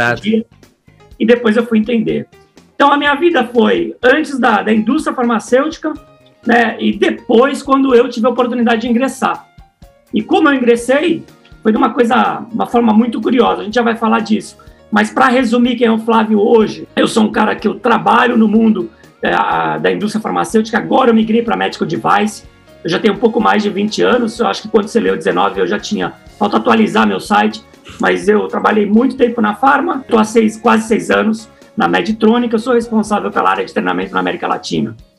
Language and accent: Portuguese; Santos, São Paulo, Brazil; moved away as an adult; now in São Paulo, Brazil; a minha história começou em Santos. Eu sou de Santos